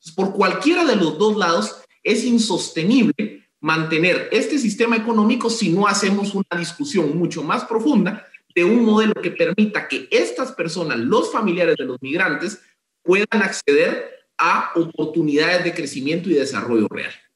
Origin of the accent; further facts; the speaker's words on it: Guatemala; como guatemaltecos